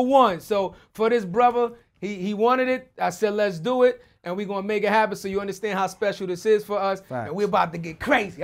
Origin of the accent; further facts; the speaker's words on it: New York City, New York, United States; We from the Bronx.